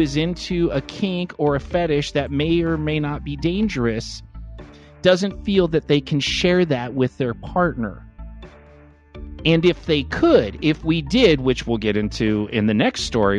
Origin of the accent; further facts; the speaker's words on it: Los Angeles, California, United States; I grew up in Los Angeles in the smog in the 70s.